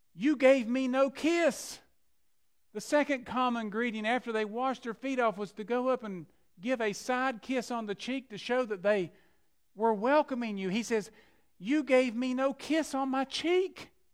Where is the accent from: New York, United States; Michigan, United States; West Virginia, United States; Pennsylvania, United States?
West Virginia, United States; McDowell County; I'm from McDowell County, West Virginia, the poorest county in southern West Virginia. I saw people drinking out of tubes and hoses and so forth, and that's where, that's where we grew up.